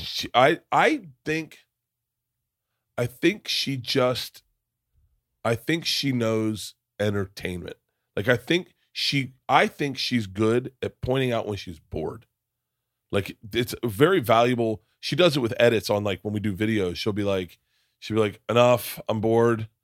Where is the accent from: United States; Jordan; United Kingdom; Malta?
United States; Florida; growing up in Florida